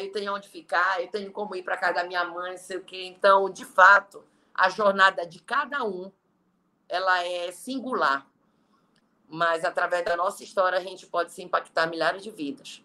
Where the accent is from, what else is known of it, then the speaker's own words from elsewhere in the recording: Belém, Pará, Brazil; moved away as an adult; now in Fortaleza, Brazil; Eu sou de Belém e moro há quase dois anos aqui em Fortaleza